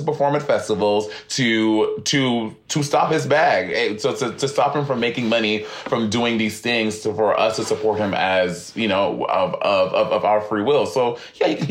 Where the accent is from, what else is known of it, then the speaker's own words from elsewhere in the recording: St. Lucia; moved away; growing up, I grew up in St. Lucia